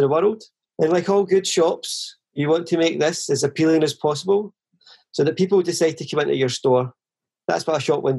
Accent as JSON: {"language": "English", "town": "Vale of Leven", "region": "Scotland", "country": "United Kingdom", "tie": "born or raised there", "also_born_or_lived": "Chelsea, London", "moved": "yes", "lives_now": "London, United Kingdom", "said": "I was born and raised in the Vale of Leven, which is a small town near Loch Lomond."}